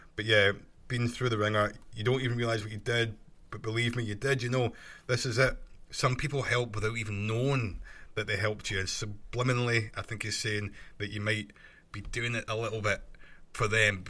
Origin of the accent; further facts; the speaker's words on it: Scotland, United Kingdom; accent: Scottish; my Scottish accent